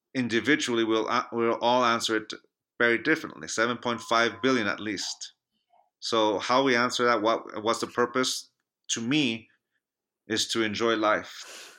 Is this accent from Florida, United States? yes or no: no; Chula Vista, California, United States; now in Reno, United States; My hometown of San Diego, California